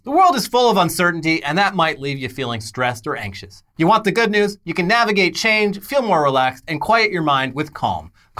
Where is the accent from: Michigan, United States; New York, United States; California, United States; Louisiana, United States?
California, United States; Orange County; Yeah, like, growing up in Orange County, like, anytime someone tries to paint California with just, like, one big brush